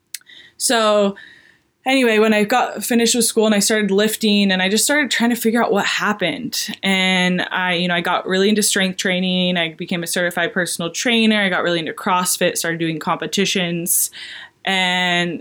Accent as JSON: {"language": "English", "region": "New Hampshire", "country": "United States", "tie": "born or raised there", "also_born_or_lived": "Durham, North Carolina", "moved": "as an adult", "said": "I'm from a really small town in New Hampshire."}